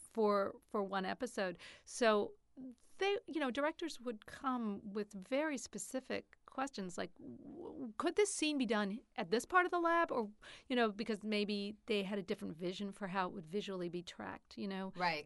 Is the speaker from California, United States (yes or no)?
no; New York, United States; I'm from New York